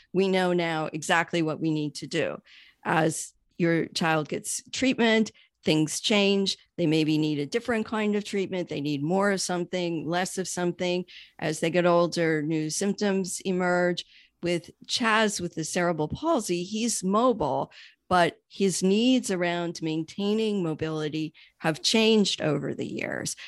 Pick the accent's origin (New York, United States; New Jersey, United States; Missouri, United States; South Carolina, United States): New York, United States; also born or lived in Miami; now in Pittsburgh, United States; I'm originally from New York and actually relocated here from Miami